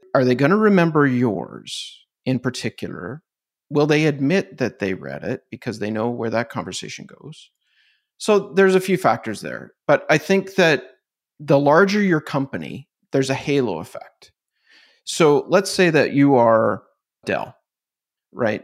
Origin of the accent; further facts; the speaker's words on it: Canada; I'm Canadian